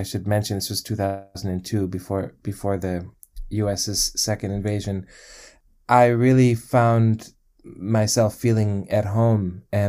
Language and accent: English; United States; I was pretty estranged from growing up in the United States and not speaking Arabic.